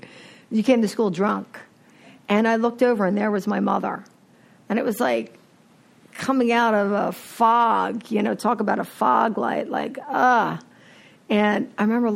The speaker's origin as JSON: {"language": "English", "town": "Philadelphia", "region": "Pennsylvania", "country": "United States", "moved": "yes", "said": "I'm from Philadelphia originally, and I grew up in an alcoholic household"}